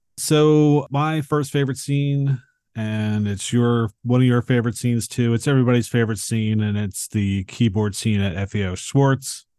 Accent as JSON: {"language": "English", "town": "Philadelphia", "region": "Pennsylvania", "country": "United States", "tie": "born or raised there", "said": "I grew up in Philadelphia, but I didn't live, like, in, in the city. I lived outside of it"}